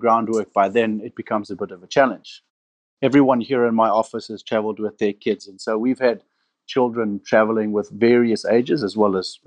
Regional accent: Namibia; also born or lived in Cape Town, South Africa; I was born and raised in Namibia

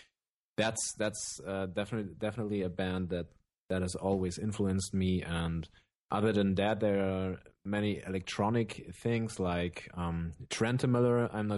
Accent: Germany; from Germany. I'm 26 years old

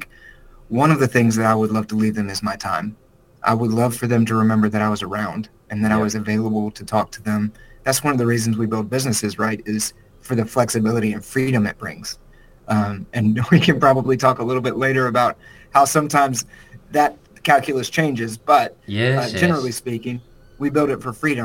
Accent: South Carolina, United States; moved away as an adult; now in Nashville, United States; I'm from South Carolina, which is about as southern as you can get in the United States. And so I grew up the youngest of six children.

